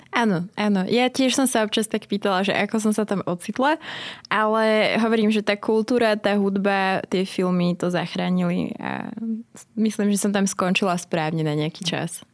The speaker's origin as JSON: {"language": "Slovak", "country": "Slovakia", "also_born_or_lived": "Manchester, United Kingdom", "accent": "Slavic", "moved": "as an adult"}